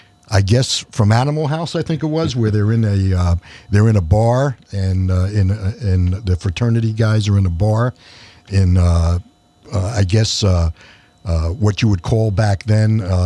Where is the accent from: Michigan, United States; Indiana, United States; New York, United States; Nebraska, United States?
New York, United States; New York City; moved away; I grew up in New York City, so I missed that whole scene on the Sunset Strip.